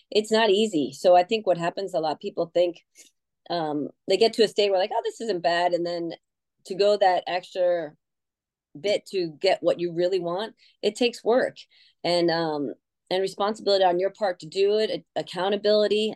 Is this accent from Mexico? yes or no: no; Connecticut, United States; moved away; I grew up in Connecticut